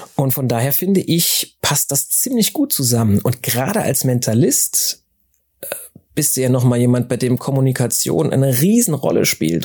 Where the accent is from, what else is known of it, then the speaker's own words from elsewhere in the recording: Saarland, Germany; ich bin ja im Saarland groß geworden